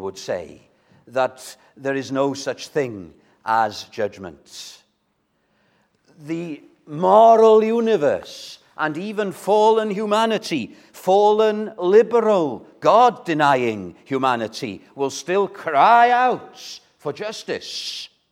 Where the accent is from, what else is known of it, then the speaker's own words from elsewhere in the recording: Wales, United Kingdom; as a Welshman